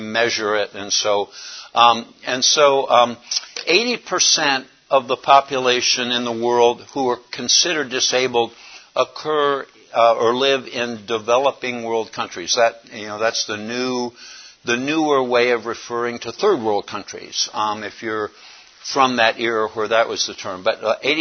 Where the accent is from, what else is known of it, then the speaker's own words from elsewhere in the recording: Raleigh, North Carolina, United States; I am from Raleigh, North Carolina